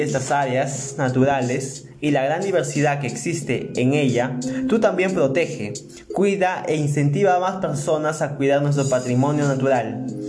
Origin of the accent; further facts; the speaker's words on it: Peru; nos representa como peruanos y peruanas